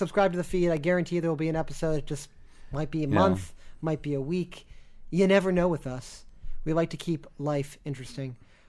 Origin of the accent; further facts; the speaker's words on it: Buenos Aires, Argentina; So until next time, I'm from Buenos Aires, and I say kill them.